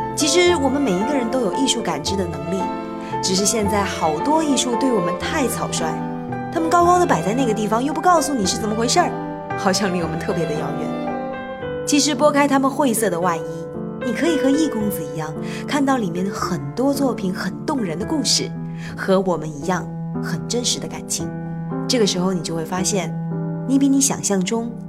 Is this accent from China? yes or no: yes; China; 我们中国人